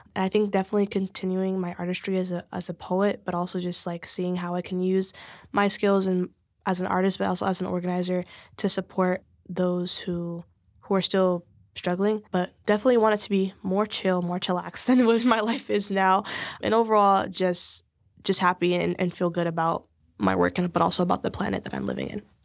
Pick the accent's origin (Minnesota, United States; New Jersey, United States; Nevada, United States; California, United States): California, United States; Oakland; I grew up in East Oakland.